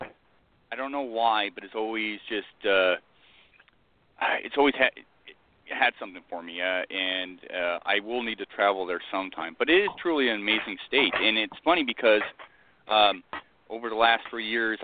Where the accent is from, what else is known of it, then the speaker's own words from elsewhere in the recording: Scotland, United Kingdom; also born or lived in San Diego; now in Oregon, United States; I grew up in Scotland, and I traveled, eventually moved to San Diego.